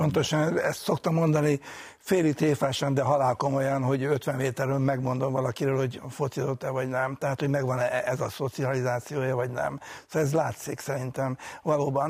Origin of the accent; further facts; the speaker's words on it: Budapest, Hungary; úgyhogy egy pesti gyerek voltam